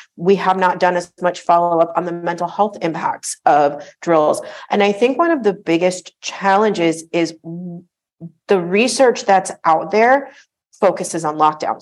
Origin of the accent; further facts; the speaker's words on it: South Florida, United States; I grew up in South Florida